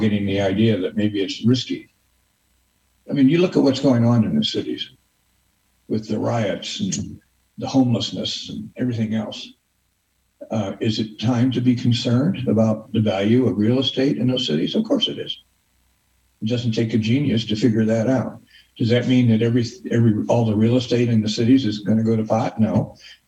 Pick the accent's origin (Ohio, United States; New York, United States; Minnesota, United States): Ohio, United States; Bryan; I'm from Bryan, Ohio, a town of 8,000 people in Northwest Ohio.